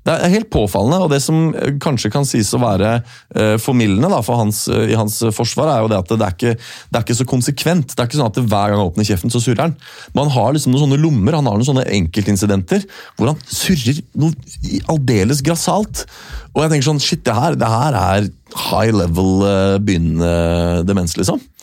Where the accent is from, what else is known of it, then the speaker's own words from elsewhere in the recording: Norway; jeg er norsk